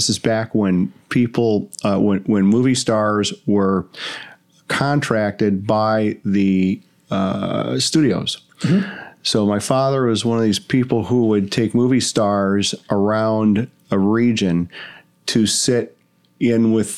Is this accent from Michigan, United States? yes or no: yes; Royal Oak, Michigan, United States; moved away; I grew up in Royal Oak, Michigan